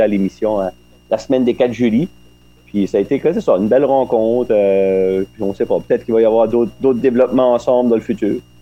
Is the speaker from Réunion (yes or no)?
no; L'Étang-du-Nord, Quebec, Canada; dans mon village natal, à l'étang du Nord